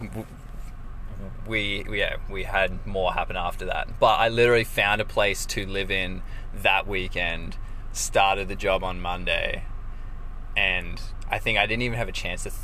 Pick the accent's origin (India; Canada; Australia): Australia; Rockhampton, Queensland; also born or lived in Brisbane; I grew up in Rockhampton